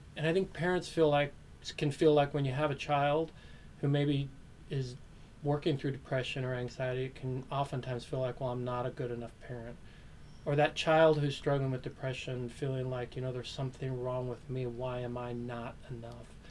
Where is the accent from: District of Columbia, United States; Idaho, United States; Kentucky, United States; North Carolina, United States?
Idaho, United States; Meridian; I grew up in Meridian, Idaho, this small little community just outside of Boise